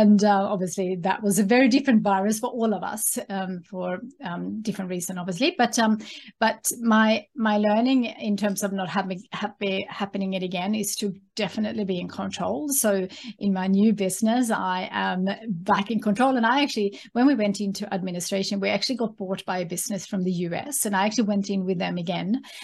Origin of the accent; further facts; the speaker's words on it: Sweden; English is a second language; moved away as an adult; now in Australia; have a connection with my home country being Sweden